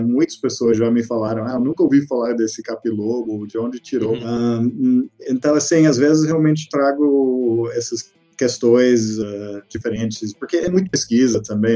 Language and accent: Portuguese; Texas, United States; Portuguese is a second language; moved away as an adult; also born or lived in Porto Alegre, Brazil; now in Brazil; nasci no Texas. Eu, eu, morei lá, me formei, estudei na, até na faculdade.